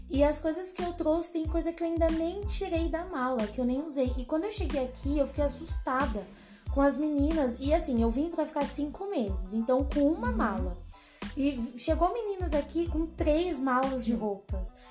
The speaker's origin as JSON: {"language": "Portuguese", "region": "São Paulo", "country": "Brazil", "lives_now": "Curitiba, Brazil", "said": "Então, como a Sara falou … Eu tenho 24 anos, eu sou de São Paulo."}